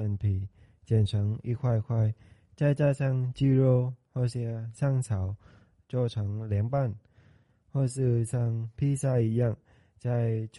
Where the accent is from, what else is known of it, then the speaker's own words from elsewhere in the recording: Vietnam; Chinese is a second language; now in Taitung, Taiwan; 我来自越南，目前就读台东大学华语系二年级。